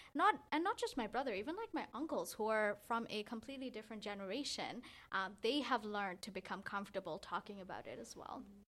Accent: Bangladesh; now in Canada; I grew up in Bangladesh

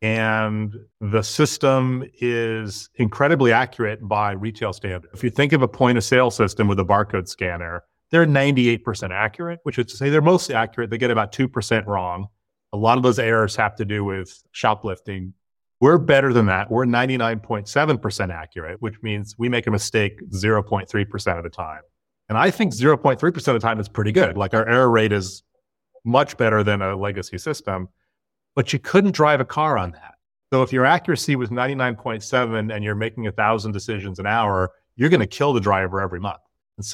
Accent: Berkeley, California, United States; I was born and raised in Berkeley, California.

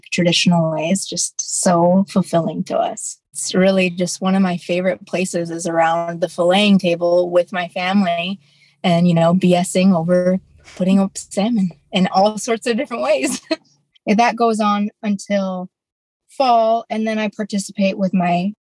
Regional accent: King Cove, Alaska, United States; now in Dillingham, United States; I am an Unwinangak from King Cove, Alaska, and I'm currently in King Cove, Alaska right now

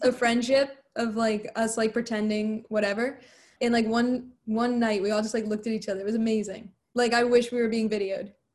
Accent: New Jersey, United States; I'm from New Jersey

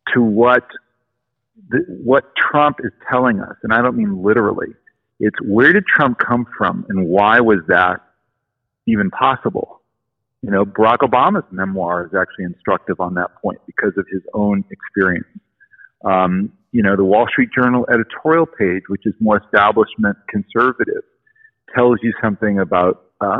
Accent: Los Angeles, California, United States; I grew up in Los Angeles in the 70s.

